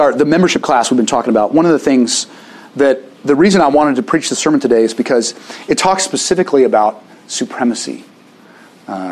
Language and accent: English; Little Rock, Arkansas, United States; moved away; I grew up in Little Rock.